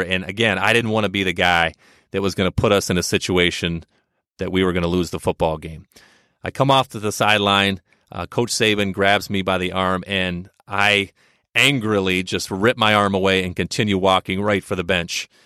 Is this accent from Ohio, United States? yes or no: yes; Ohio, United States; I'm from Ohio